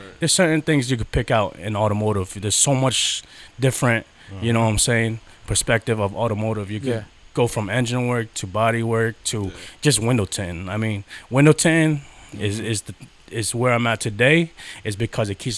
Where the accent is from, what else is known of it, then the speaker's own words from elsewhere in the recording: Danbury, Connecticut, United States; I'm from Danbury